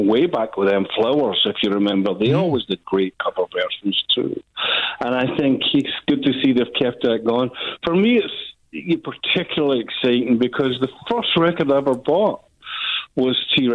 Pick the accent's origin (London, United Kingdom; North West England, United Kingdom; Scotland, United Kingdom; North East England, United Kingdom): Scotland, United Kingdom; being a Scotsman